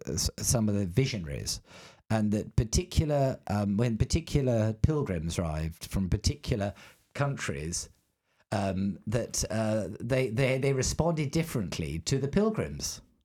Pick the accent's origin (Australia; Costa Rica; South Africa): Australia; accent: English; There you go. I've got an English accent. But when people find out I'm an Australian, they say, oh, that explains it.